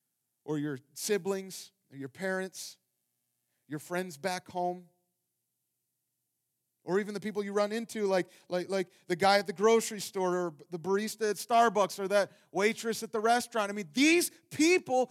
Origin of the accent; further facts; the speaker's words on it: Ohio, United States; moved away; I grew up in the cornfields of Ohio